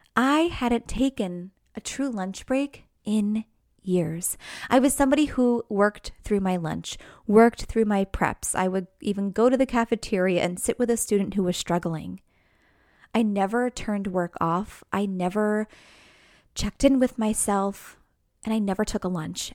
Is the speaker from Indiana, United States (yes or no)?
no; New York, United States; now in New Jersey, United States; I'm from New York, right outside New York City